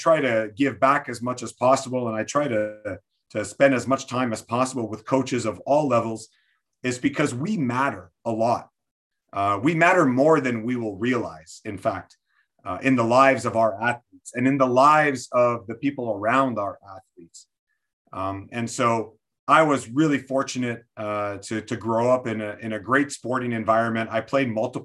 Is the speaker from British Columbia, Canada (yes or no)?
no; Quebec City, Quebec, Canada; I'm born and raised in Quebec City, which is the French part of Canada